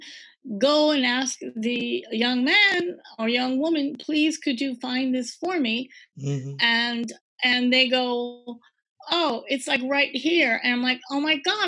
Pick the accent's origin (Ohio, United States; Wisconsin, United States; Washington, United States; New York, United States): Wisconsin, United States; Green Bay; also born or lived in Midwest; I'm from Green Bay